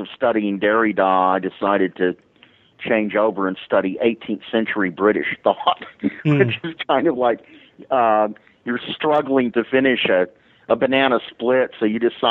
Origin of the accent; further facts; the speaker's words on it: Dallas, Texas, United States; I grew up in the Church of Christ in an era when the Church of Christ was known for being legalistic and exclusivistic, and I was in Dallas, Texas